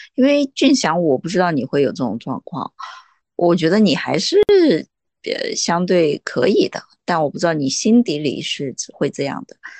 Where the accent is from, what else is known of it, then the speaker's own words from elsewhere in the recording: Jiangxi, China; now in Shanghai, China; 我是江，我是江西人，我是中国人